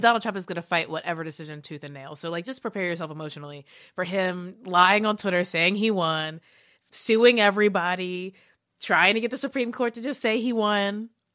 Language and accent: English; Kentucky, United States; growing up in Kentucky